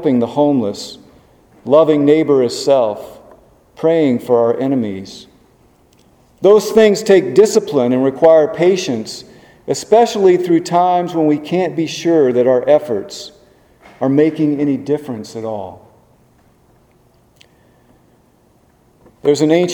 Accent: Webster Groves, Missouri, United States; moved away as an adult; now in Richmond, United States; Mark and I grew up in Webster Groves, which is just a few miles from Ferguson

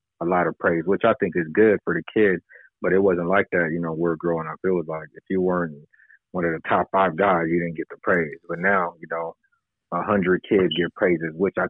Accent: San Diego, California, United States; I grew up in the Southeast. So, you know, when I was growing up, you know, most of us didn't even go to our neighborhood schools

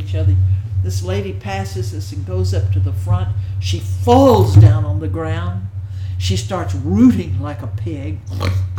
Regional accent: Texas, United States; moved away as an adult; also born or lived in England / Greenwich Village, New York; I'm from Texas

